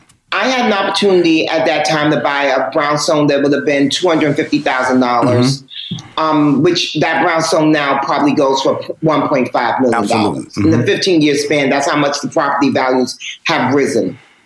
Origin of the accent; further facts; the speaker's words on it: New York, United States; I'm born and raised in New York. So hip hop is my thing. And in the book, as you know, Rashawn, I talk about being Big Bad from Uptown.